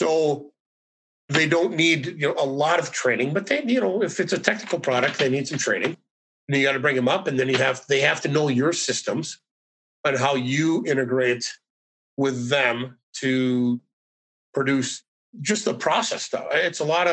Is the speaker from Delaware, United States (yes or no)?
no; northern Minnesota, United States; also born or lived in St. Paul, Minnesota; I'm from northern Minnesota. So basically all we did up there was we play hockey, we hunt, and we fish